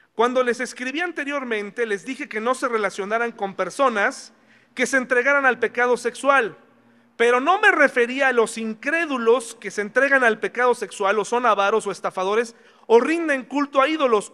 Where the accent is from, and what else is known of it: Mexico